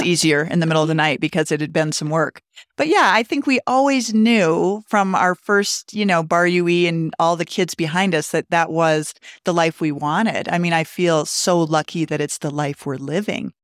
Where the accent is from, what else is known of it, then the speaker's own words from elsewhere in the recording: Montana, United States; moved away as an adult; also born or lived in Colorado Springs, Colorado; now in Steamboat Springs, United States; I grew up in Montana in a ski town